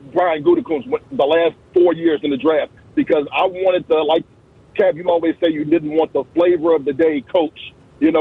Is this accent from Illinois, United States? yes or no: yes; Chicago, Illinois, United States; also born or lived in Hammond, Indiana; I grew up in the Chicagoland area my whole life